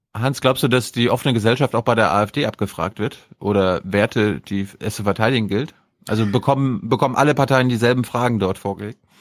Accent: the North, Northern Germany, Germany; ich komme ja aus dem Norden

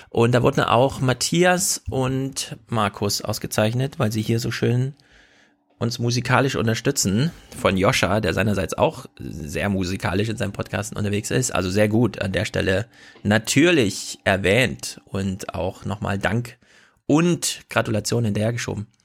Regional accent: Mecklenburg Lake District, Mecklenburg-Vorpommern, Germany; von der Mecklenburgischen Seenplatte, wo es Wölfe gibt. Jawohl, meine Heimat, meine Heimat ist

